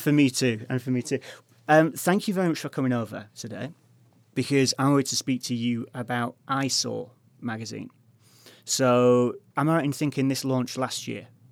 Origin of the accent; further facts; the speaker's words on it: Hull, Yorkshire and the Humber, United Kingdom; moved away; I'm from Hull